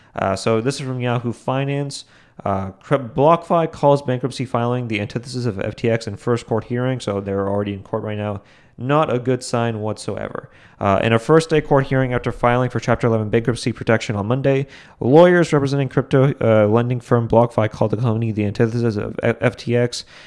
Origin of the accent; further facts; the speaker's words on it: New England, United States; I'm from New England